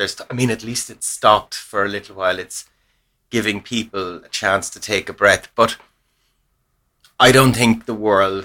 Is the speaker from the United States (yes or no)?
no; Ireland; we're Irish